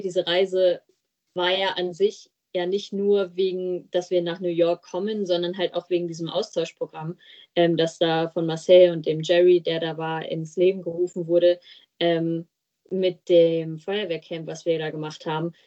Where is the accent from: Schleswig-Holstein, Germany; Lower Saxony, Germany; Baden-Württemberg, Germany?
Lower Saxony, Germany; Steinla, Gemeinde Haferla; ich komme aus Steinla, das ist in der Gemeinde Haferla